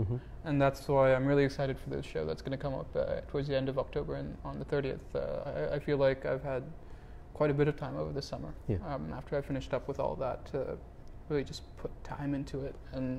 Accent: United States; You know, I'm Indian American.

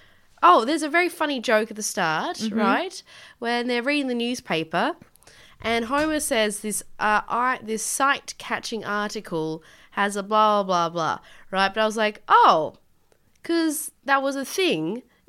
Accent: Leeds, Yorkshire and the Humber, United Kingdom; Oi, I'm from Leeds, get away from my neck.

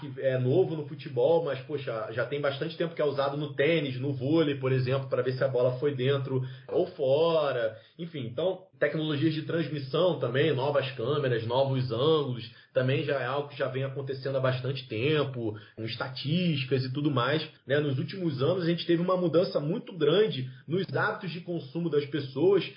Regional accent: Rio de Janeiro, Brazil; eu sou lá do Rio de Janeiro

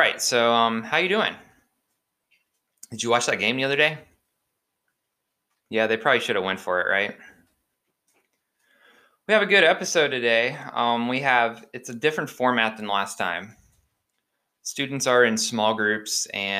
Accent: Oklahoma, United States; I grew up in Oklahoma

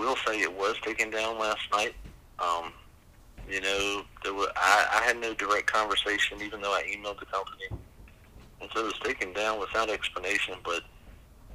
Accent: the South, United States; we as a Southerner

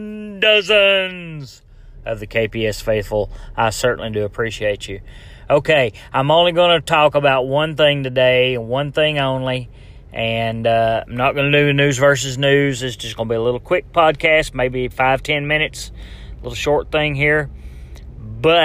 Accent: Tennessee, United States; Tennessee, all right, my home state

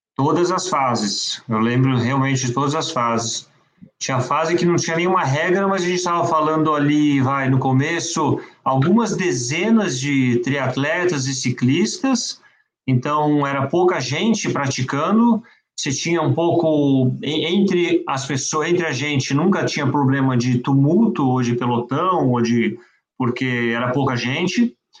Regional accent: São Paulo, Brazil; also born or lived in France; a minha vida dentro do Pinheiros, que eu sempre pratiquei esporte no Pinheiros, moro, mora, morava quando era pequeno e moro ainda

